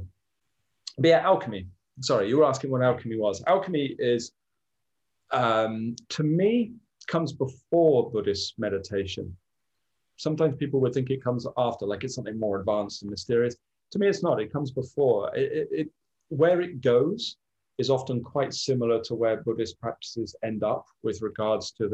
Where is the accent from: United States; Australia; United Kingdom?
United Kingdom; near Glastonbury, South West England; I grew up near Glastonbury